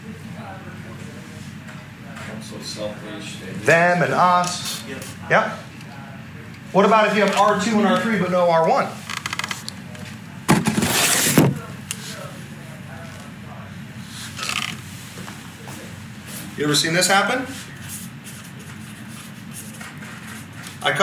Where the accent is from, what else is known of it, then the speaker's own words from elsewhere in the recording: Southern California, United States; now in El Dorado Hills, United States; I come from SoCal for a large part of my life